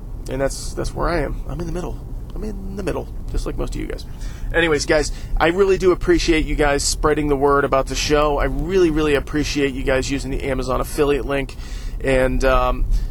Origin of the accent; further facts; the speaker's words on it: United States; we as an American people